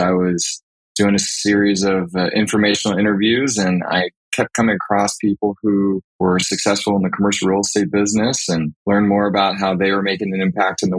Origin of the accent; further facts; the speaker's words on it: Texas, United States; also born or lived in Austin, Texas; Born and raised in Texas, been in Austin since 2000 when I came to go to the University of Texas